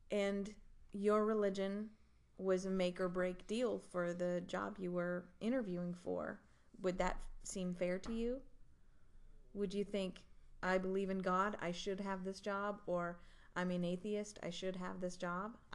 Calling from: North Carolina, United States; We're recording from North Carolina.

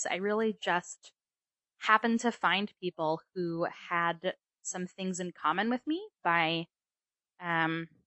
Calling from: Philadelphia, Pennsylvania, United States; I'm in uh, Philadelphia.

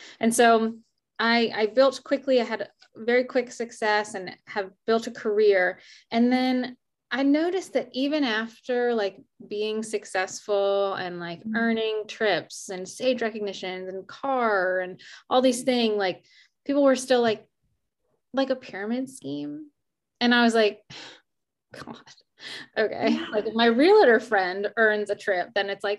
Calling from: Richmond, Virginia, United States; I'm calling in from Richmond, Virginia

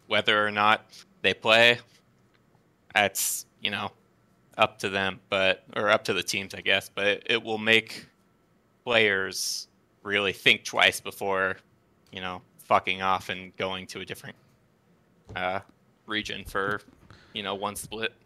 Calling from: Fresno, California, United States; I'm calling from Fresno, California

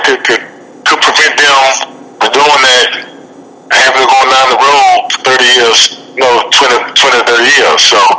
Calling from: Birmingham, Alabama, United States; I'm calling in from Alabama, from Birmingham, Alabama.

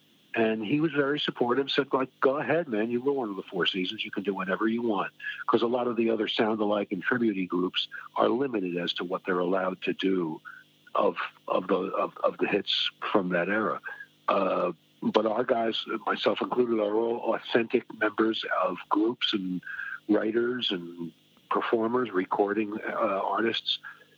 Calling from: New Jersey, United States; I am calling from New Jersey, where all of the Jersey Boys came from.

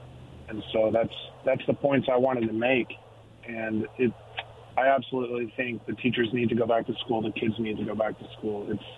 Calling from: Pasco, Washington, United States; from Pasco.

